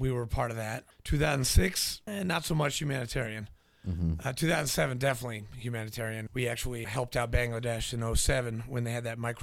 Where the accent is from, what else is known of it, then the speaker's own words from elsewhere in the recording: New Hampshire, United States; also born or lived in Nashville, Tennessee; I was born in Nashville, grew up in New Hampshire